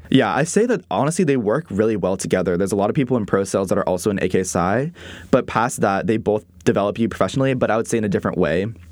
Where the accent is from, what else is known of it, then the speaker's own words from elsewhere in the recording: Encinitas, California, United States; moved away as an adult; now in Waco, United States; I'm originally from San Diego, California, a little beach town in, um, North San Diego called Encinitas